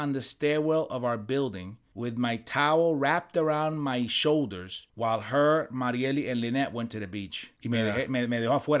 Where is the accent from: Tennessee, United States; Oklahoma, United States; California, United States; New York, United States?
New York, United States; Now, listen, when I was growing up in New York, we used to go to summer camp, okay?